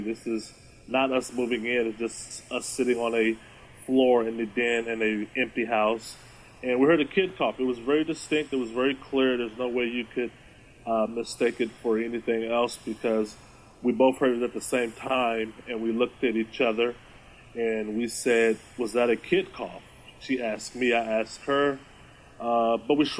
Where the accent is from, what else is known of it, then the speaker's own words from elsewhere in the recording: Austin, Texas, United States; moved away as an adult; now in Bothell, United States; I am from Texas. I'm from Austin.